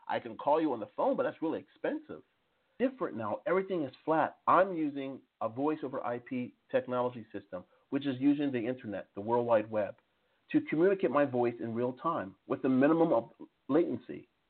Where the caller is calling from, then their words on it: Strasbourg, Grand Est, France; like for example, I'm calling from Strasbourg, France. Most people have no idea where Strasbourg, France is.